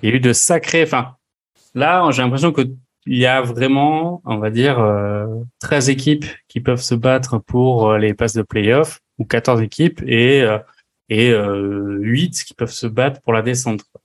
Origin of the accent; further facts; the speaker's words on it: France; nous, en tant que Français